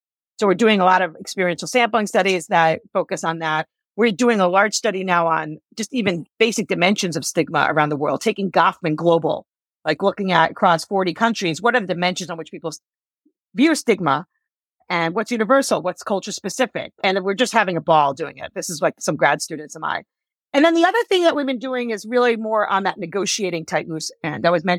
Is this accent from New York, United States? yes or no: yes; New York, United States; I'm a New Yorker, so I curse a lot.